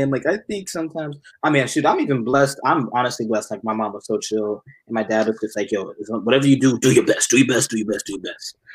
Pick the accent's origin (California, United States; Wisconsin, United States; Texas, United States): Texas, United States; Dallas; Yeah, bro. Dallas.